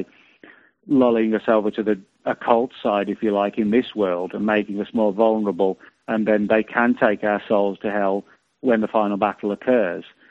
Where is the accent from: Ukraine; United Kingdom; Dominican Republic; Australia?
United Kingdom; now in United States; I'm from Britain